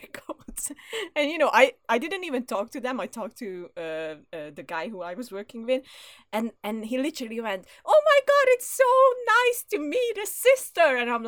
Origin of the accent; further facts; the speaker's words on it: Hungary; English is a second language; moved away as an adult; also born or lived in London; I'm Hungarian